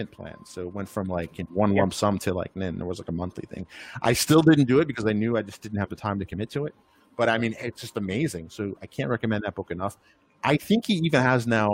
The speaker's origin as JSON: {"language": "English", "region": "New York", "country": "United States", "moved": "yes", "said": "I'm from New York"}